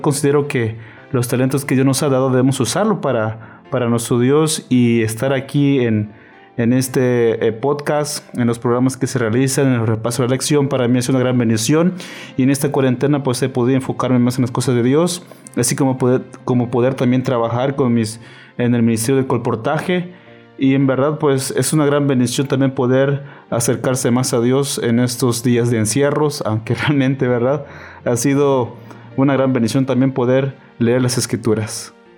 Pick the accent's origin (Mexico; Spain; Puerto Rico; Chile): Mexico; Chiapas; also born or lived in Navojoa, Sonora; now in Ciudad Obregón, Mexico; soy de Chiapas y actualmente estoy en Sonora